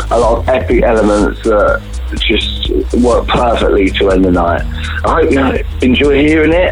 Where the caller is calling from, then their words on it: London, United Kingdom; I'm calling from London in my studio.